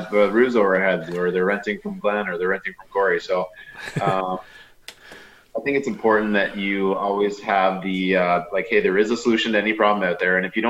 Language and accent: English; Sarnia, Ontario, Canada; I'm born and raised in Sarnia, Ontario